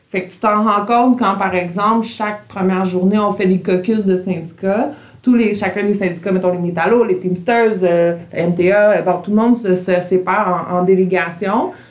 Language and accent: French; Montreal, Quebec, Canada; Tu sais, moi, je suis une Montréalaise, j'habite premier étage Verdun, pas beaucoup de bois autour de chez nous.